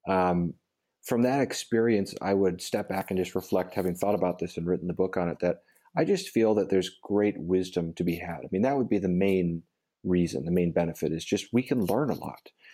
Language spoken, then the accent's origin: English; United States; as an American evangelical